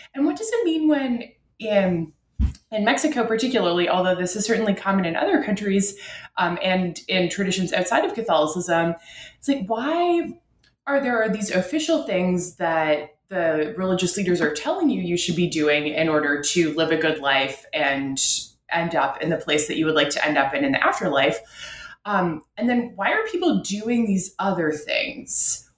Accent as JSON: {"language": "English", "town": "Ottawa", "region": "Ontario", "country": "Canada", "said": "I'm from Ottawa, uh, Canada's capital"}